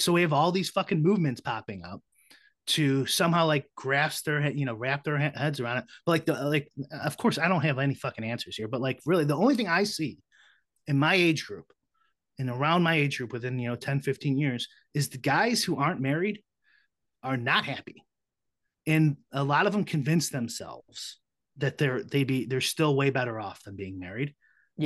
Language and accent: English; Chicago, Illinois, United States; I'm from Chicago, so I have you know minority friends, but I have a lot of white friends, you know, growing up and stuff too